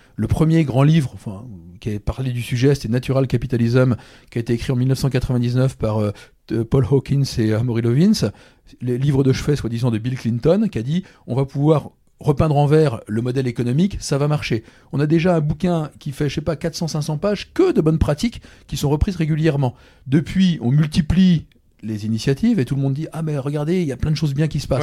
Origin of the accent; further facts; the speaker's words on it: Brittany, France; ceux qui n'ont pas compris que je suis breton, maintenant ils le savent